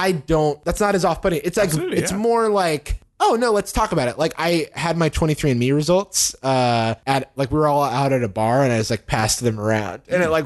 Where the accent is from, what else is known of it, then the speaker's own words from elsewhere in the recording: San Francisco, California, United States; I'm from San Francisco.